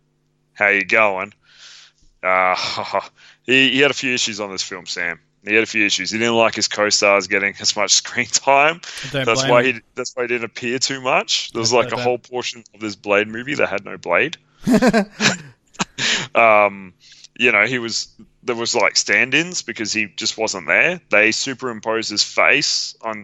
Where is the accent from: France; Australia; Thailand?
Australia; I'm Australian